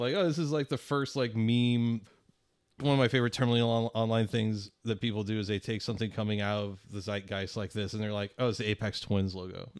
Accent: Spanish Lake, Missouri, United States; the road I grew up on, Spanish Lake

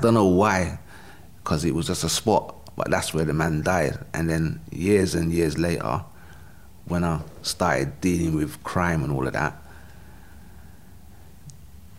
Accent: London, United Kingdom; I grew up in South London

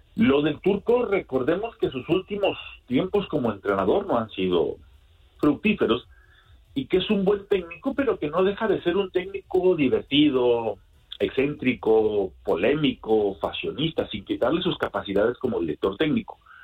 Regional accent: Mexico; now in United States; yo radico en los Estados Unidos, pero soy mexicano

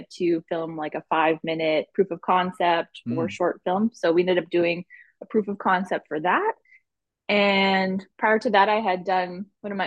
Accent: Winnipeg, Manitoba, Canada; I'm from Winnipeg, born and raised, been here my whole life

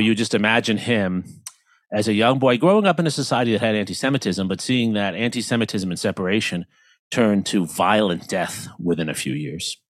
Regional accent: New York City, New York, United States; I grew up in New York

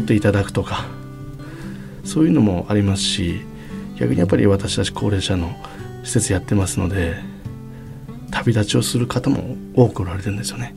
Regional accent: Kyushu, Japan; moved away; also born or lived in Toyota, Aichi; 私九州出身なんですけど

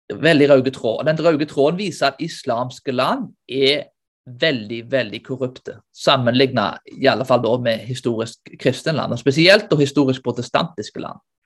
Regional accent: Norway; vi som nordmenn

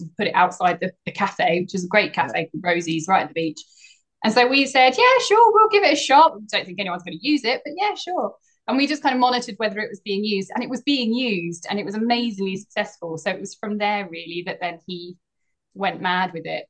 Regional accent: Essex, East of England, United Kingdom; now in Cornwall, United Kingdom; I grew up in Essex

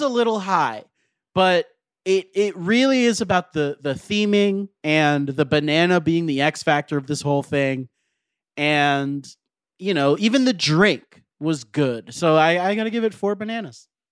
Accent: Florida, United States; now in Los Angeles, United States; I grew up in Florida

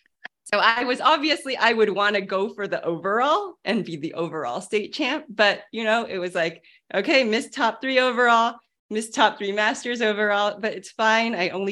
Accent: California, United States; also born or lived in Maryland; now in Delaware, United States; I grew up in California

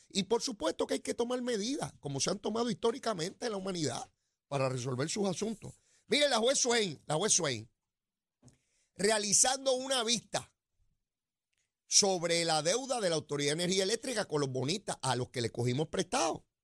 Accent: Puerto Rico; yo soy boricua

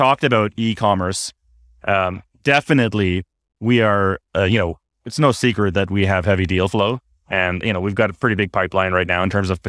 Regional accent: Canada; So as a Canadian, I felt the need to quote the greatest hockey player in history.

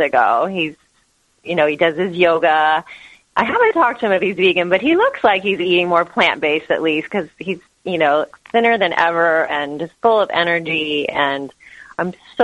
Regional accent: Kansas, United States; moved away as an adult; now in San Diego, United States; I was born and raised in Kansas, and after college, I moved to San Diego.

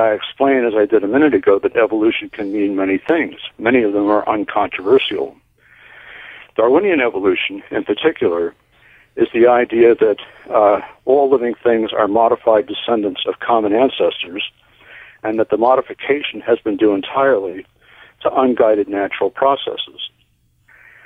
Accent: Northeast, United States; When I grew up in the Northeast

